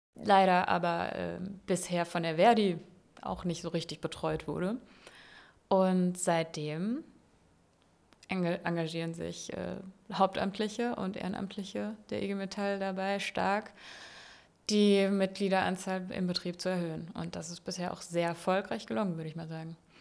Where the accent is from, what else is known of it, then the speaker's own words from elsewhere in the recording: Landau, Rhineland-Palatinate, Germany; moved away as an adult; also born or lived in Freiburg; now in Berlin, Germany; ich komme aus Landau in der Pfalz. Ja. Also Rheinland-Pfalz